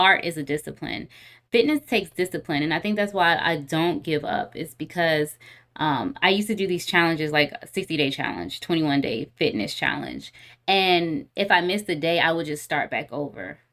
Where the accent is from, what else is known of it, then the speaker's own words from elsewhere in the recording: Clayton County, Georgia, United States; also born or lived in Henry County, Georgia / Atlanta; I grew up in Clayton County, but I, I went to high school in Henry County, so I went to Stockbridge High School